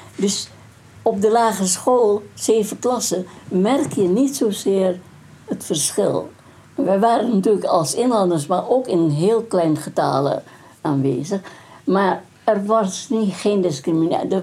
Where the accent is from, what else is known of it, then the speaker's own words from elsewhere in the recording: Indonesia; first language Dutch; we hebben 150 verschillende etnische groepen in, in Indonesië